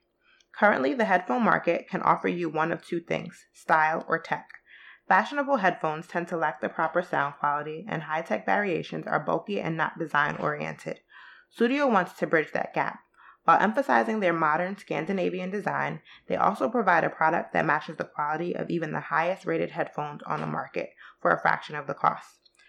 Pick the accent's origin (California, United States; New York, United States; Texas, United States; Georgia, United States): New York, United States; Queens; And we come from Queens.